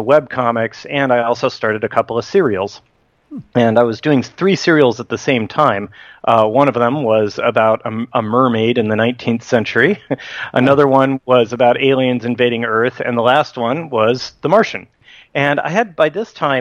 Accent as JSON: {"language": "English", "town": "Livermore", "region": "California", "country": "United States", "tie": "born or raised there", "said": "I ended up getting a job at Sandia National Labs in Livermore, my hometown"}